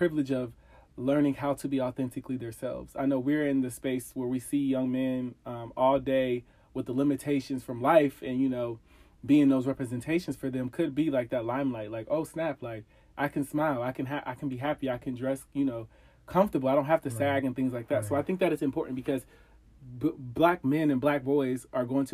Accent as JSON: {"language": "English", "region": "Ohio", "country": "United States", "moved": "as an adult", "lives_now": "DMV area, United States", "said": "I am originally from Ohio. I live in the DMV area right now"}